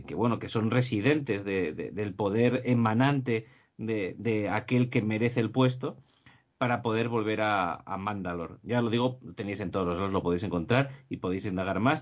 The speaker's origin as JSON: {"language": "Spanish", "town": "Gijón", "region": "Asturias", "country": "Spain", "tie": "born or raised there", "said": "Gijón donde yo nací"}